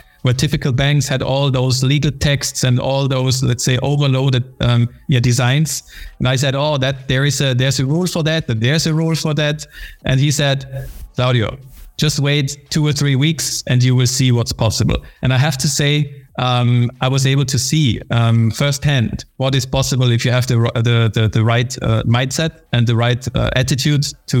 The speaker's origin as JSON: {"language": "English", "country": "Austria", "tie": "born or raised there", "also_born_or_lived": "United Kingdom", "moved": "as an adult", "said": "I was born and raised in Austria"}